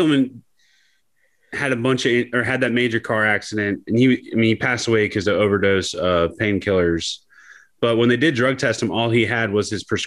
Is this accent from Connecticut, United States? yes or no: no; Youngstown, Ohio, United States; I grew up in Youngstown.